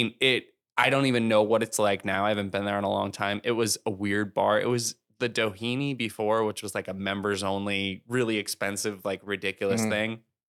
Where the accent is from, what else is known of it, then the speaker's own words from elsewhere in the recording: San Diego, California, United States; now in Los Angeles, United States; San Diego.